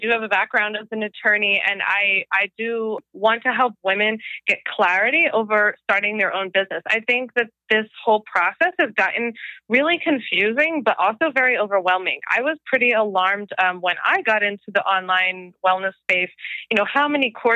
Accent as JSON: {"language": "English", "town": "Philadelphia", "region": "Pennsylvania", "country": "United States", "tie": "born or raised there", "said": "in my hometown in Philly"}